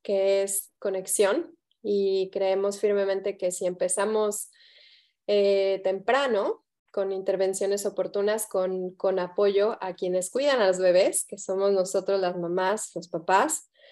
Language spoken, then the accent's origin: Spanish; Mexico; moved away; soy, soy mexicana de, nacimiento, de corazón